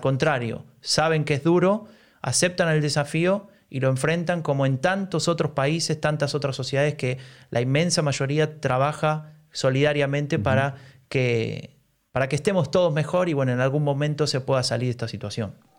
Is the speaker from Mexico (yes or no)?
no; Argentina; now in Germany; vengo de un país como Argentina